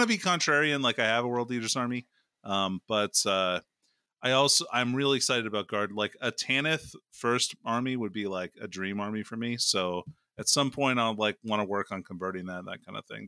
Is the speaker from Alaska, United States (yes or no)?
yes; Alaska, United States; I'm from Alaska